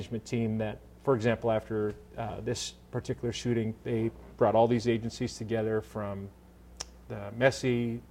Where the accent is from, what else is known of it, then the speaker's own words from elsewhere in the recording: Montana, United States; I grew up in Montana